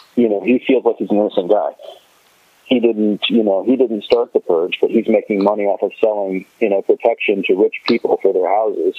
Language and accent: English; United States; we as American viewers